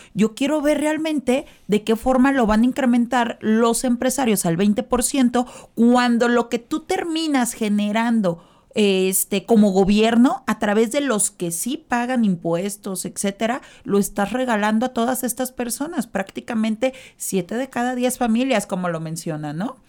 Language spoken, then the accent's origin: Spanish; Mexico; nosotros como tal, como mexicanos, el pueblo, es exageradamente católico